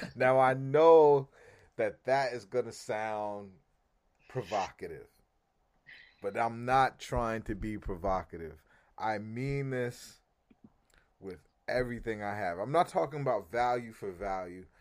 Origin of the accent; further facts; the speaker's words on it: California, United States; now in New York, United States; growing up in California, I, I didn't live in Northern California